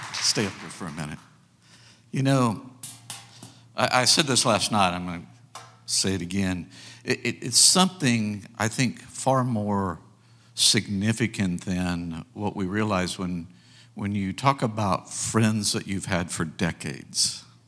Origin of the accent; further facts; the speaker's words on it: United States; we as American people